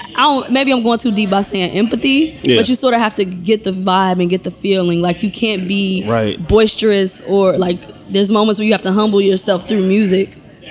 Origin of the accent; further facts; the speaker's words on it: Ohio, United States; now in New York, United States; I'm from Ohio.